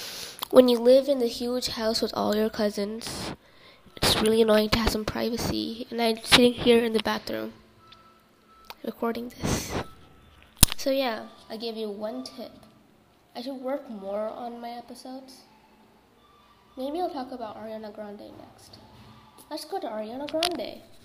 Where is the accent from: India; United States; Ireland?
India; so I'm Indian, so that's why, you know, I speak in a different language.